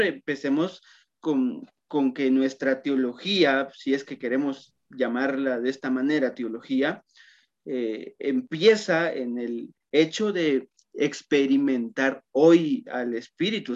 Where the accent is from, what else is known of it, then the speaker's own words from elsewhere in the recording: Totonicapán, Guatemala; en Totonicapán, que justamente de donde soy yo